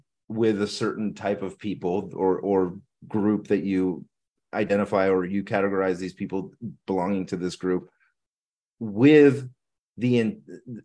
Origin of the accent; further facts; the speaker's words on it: Philippines; I'm Filipino.